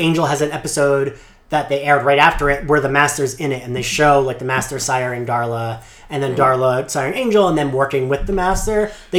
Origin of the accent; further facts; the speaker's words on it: Philadelphia, Pennsylvania, United States; There was a couple of those in, like, Philly, like, growing up, like, I would go to those.